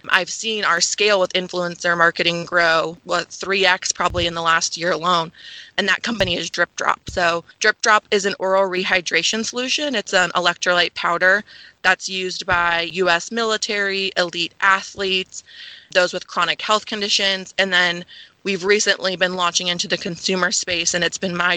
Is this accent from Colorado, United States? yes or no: no; South Florida, United States; moved away as an adult; also born or lived in Charleston, South Carolina; I'm from South Florida